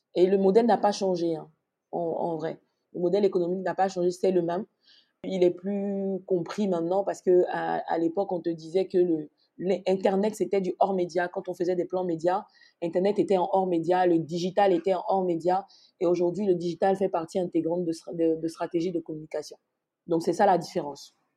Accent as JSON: {"language": "French", "region": "Abidjan", "country": "Côte d’Ivoire", "tie": "born or raised there", "also_born_or_lived": "Morocco", "moved": "as an adult", "lives_now": "Abidjan, Côte d'Ivoire", "said": "je suis née à Abidjan, au CHU de Trècheville plus précisément, et j'ai grandi à Abidjan, en Côte d'Ivoire"}